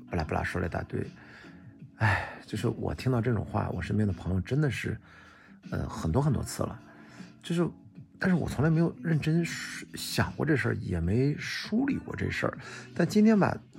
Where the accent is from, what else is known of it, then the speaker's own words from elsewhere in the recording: Qingdao, Shandong, China; 我在青岛呢，我们是丘陵地带，我们家后面是注水山公园，一百米，呃，可能八十多米的一个小山丘，但是这样的山丘很多